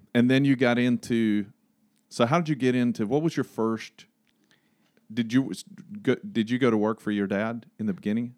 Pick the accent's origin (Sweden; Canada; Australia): Sweden; now in Greensboro, United States; I'm from Sweden